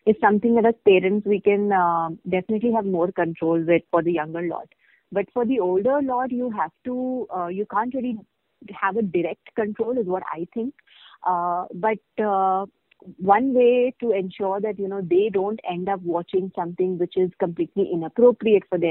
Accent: India; as Indian parents

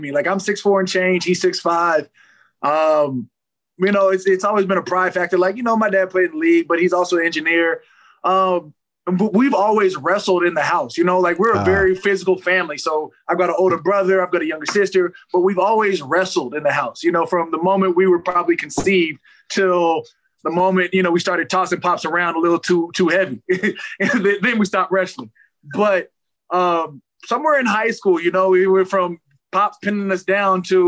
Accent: Arizona, United States; moved away as an adult; also born or lived in Minnesota / California; now in New Orleans, United States; I was born in Minnesota, left when I was 5. Went to Arizona, been in Arizona since I was 5.

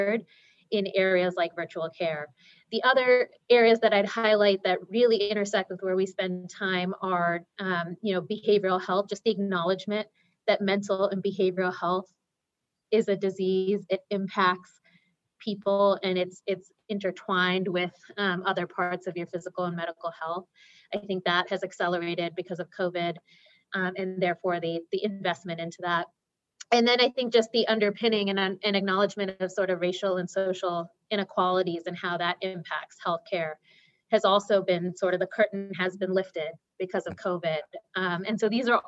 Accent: Boston, Massachusetts, United States; also born or lived in India; I'm a Boston gal, born and raised.

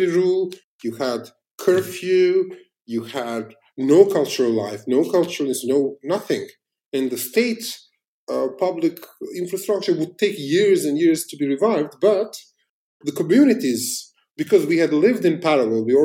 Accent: Prizren, Kosovo; also born or lived in Istanbul; I was kind of summoned to my hometown and came back to be the co-founding director of Lombardi Foundation, Lumbardhi, which is a non-profit focused to revive the cultural life in Prizren

